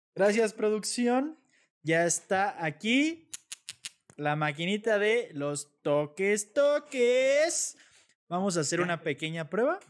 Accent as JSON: {"language": "Spanish", "country": "Mexico", "said": "como mexicano"}